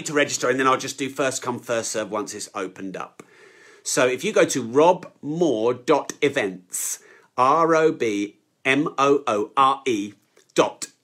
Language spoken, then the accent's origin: English; United Kingdom; I'm so British